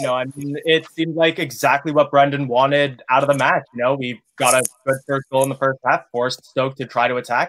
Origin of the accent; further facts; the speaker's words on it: Canada; I'm Canadian.